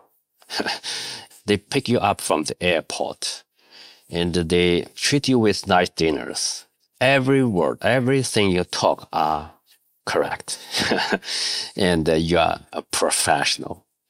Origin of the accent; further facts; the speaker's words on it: Shanxi, China; English is a second language; moved away as an adult; also born or lived in Guangdong; I came from Shanxi, I just missed my family. So I quit job and back to my hometown